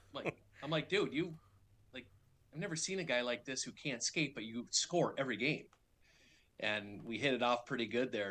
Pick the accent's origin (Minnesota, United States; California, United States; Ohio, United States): Minnesota, United States; moved away as an adult; I grew up in Minnesota, which is the hockey hotbed